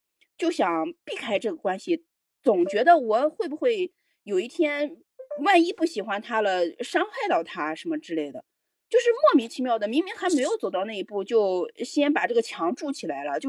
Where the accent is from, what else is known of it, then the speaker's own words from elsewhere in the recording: Shanghai, China; moved away; 让他就是至至少就是我离开上海之我离开我的家乡之后，我觉得我慢慢慢慢慢慢的